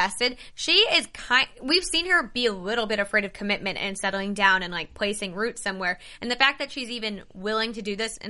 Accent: Northeast, United States; I grew up in the Northeast.

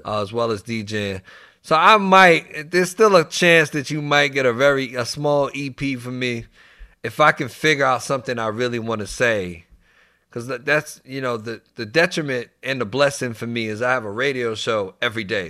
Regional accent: New York City, New York, United States; moved away; also born or lived in Washington, D.C. / Maryland / Virginia; I actually grew up in New York first. I'm from the Bronx, New York

